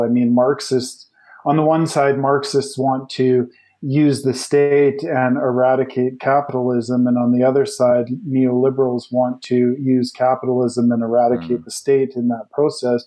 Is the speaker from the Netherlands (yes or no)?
no; Canada; growing up in Canada